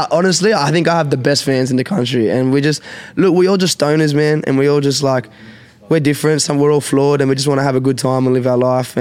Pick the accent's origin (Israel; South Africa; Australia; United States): Australia; I'm a 20-something-year-old male, and I'm from Australia